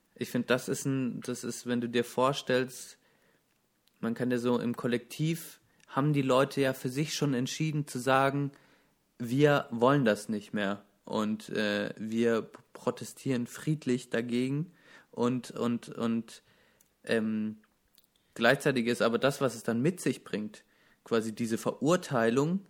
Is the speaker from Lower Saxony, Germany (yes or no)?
no; Baden-Württemberg, Germany; ich komme aus einem der verhasstes, also Baden-Württemberg ist mit Bayern das Bundesland, das in Deutschland am meisten gehasst wird